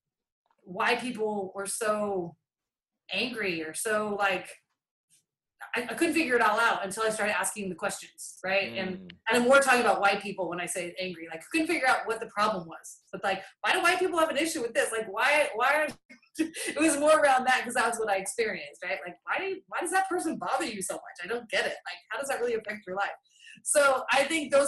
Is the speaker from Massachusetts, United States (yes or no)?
no; Boise, Idaho, United States; moved away; I grew up in Boise, Idaho, almost my entire life